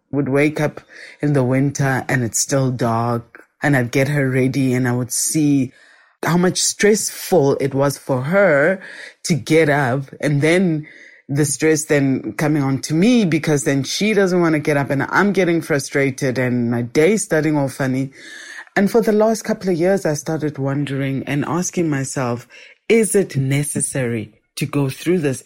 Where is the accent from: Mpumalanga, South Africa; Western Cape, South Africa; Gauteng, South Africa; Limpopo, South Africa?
Gauteng, South Africa; Soweto; I am a Sowetan, born and bred in Soweto, was born in Baragwanath Hospital, grew up in Soweto, and have lived here all my life